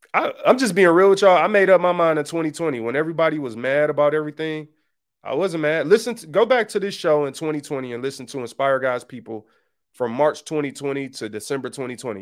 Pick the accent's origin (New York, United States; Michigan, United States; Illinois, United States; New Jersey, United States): Michigan, United States; Detroit; I grew up on Seven Mile in Detroit.